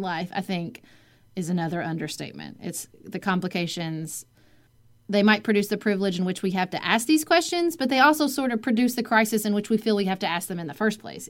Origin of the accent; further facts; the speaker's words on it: Paducah, Kentucky, United States; moved away as an adult; also born or lived in Washington, D.C.; my hometown of Paducah, Kentucky